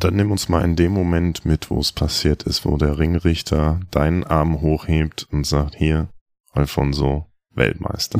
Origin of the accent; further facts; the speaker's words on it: North Rhine-Westphalia, Germany; moved away; ich bin in Ostwestfalen groß geworden, wir haben keine Berge.